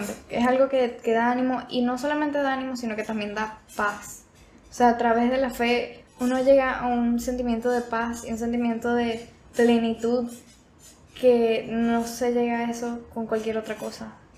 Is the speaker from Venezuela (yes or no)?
yes; Venezuela; moved away; yo nací en Venezuela, por eso es que tengo un acento diferente